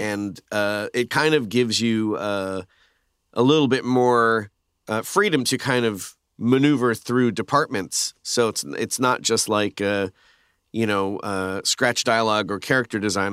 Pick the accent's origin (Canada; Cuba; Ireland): Canada; moved away as an adult; now in United States; being Canadian too, it's like we moved here